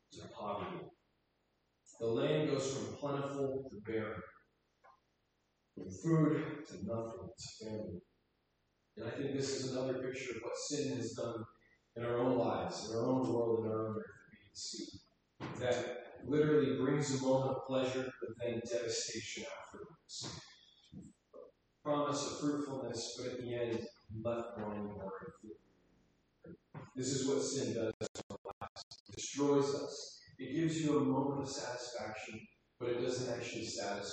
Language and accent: English; New York City, New York, United States; moved away; I grew up in Brooklyn, so very exposed to the Jewish culture